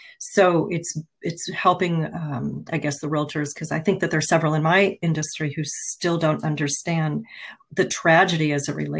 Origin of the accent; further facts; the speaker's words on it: Colorado, United States; moved away as an adult; also born or lived in San Diego / Washington State; now in Redmond, United States; I grew up in Colorado and worked for a couple of cities just outside of Denver